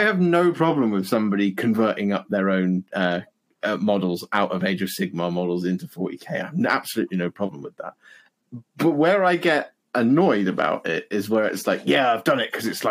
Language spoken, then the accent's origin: English; West Country, South West England, United Kingdom; I hail from the West Country. I grew up as a country bumpkin